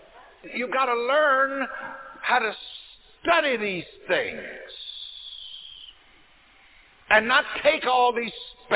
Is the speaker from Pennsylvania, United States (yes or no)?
no; South Carolina, United States; I remember growing up in South Carolina in the country